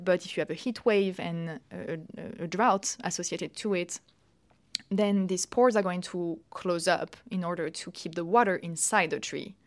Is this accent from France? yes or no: yes; Paris, Île-de-France, France; moved away as an adult; also born or lived in United Kingdom; now in Lausanne, Switzerland; I'm French. I've, uh, I'm born in Paris, and I did all my studies, actually, in, in Paris, France, uh, until my master.